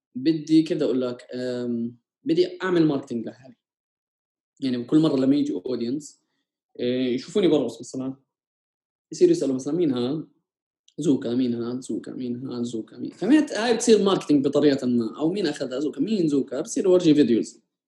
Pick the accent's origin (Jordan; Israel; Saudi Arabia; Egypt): Jordan; انا جاي من الاردن بلد نامي ورايح على اوروبا